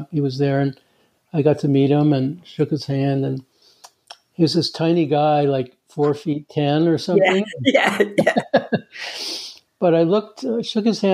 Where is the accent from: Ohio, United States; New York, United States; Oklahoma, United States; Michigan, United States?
New York, United States; New York City; moved away as an adult; also born or lived in California; now in Canada; I'm actually from the States. Actually, it started out in New York City